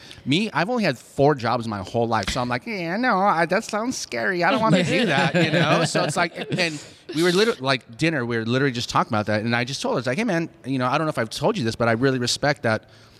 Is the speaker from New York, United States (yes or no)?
no; Chino, California, United States; also born or lived in Los Angeles, California / El Monte, California; Born in Los Angeles, LA County Hospital. Lived in Almonte for a couple hot seconds. And we moved to Chino, California in like 75 or so.